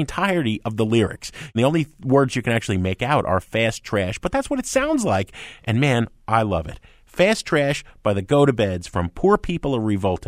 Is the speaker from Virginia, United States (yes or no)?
no; New York, United States; I grew up in New York, all right? They got the subway train rhythms.